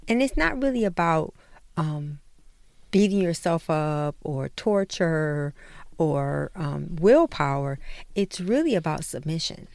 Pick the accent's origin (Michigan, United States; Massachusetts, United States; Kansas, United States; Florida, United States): Michigan, United States; Detroit; we grew up in Detroit